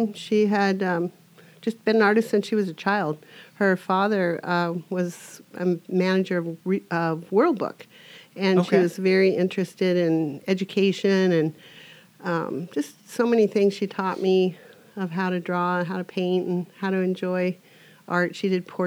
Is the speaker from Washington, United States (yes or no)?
yes; Edmonds, Washington, United States; now in Camano Island, United States; I grew up in Edmonds, up from the water.